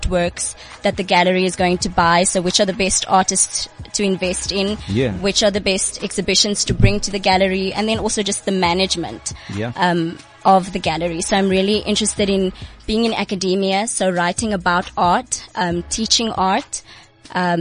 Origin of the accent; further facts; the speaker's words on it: Bloemfontein, Free State, South Africa; I'm from Bloemfontein, so I came through this morning living in the Free State.